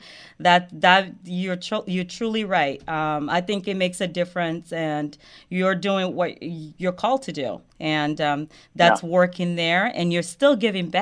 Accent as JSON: {"language": "English", "country": "Côte d’Ivoire", "tie": "born or raised there", "moved": "yes", "said": "I grew up in the Ivory Coast"}